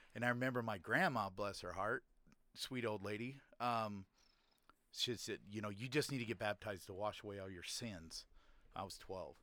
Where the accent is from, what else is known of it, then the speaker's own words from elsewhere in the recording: Utah, United States; also born or lived in Layton, Utah; growing up in Utah